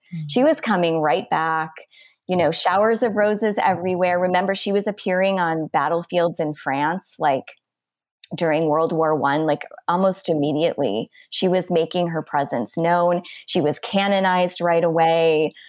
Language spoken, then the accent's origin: English; Wisconsin, United States; moved away; I'm originally from Wisconsin